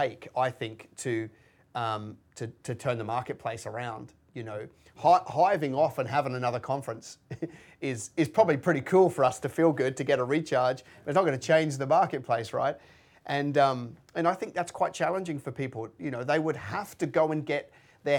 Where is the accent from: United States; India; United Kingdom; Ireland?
United Kingdom; moved away as an adult; now in Australia; I was born in just outside London, right, as a white man